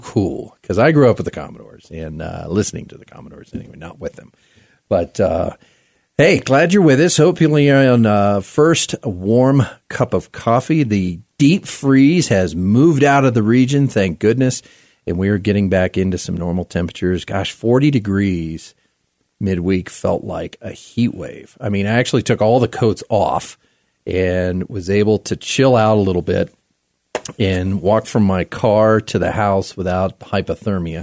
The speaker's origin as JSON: {"language": "English", "town": "Wheeling", "region": "West Virginia", "country": "United States", "moved": "yes", "lives_now": "Colorado, United States", "said": "two people from Wheeling, West by God, Virginia"}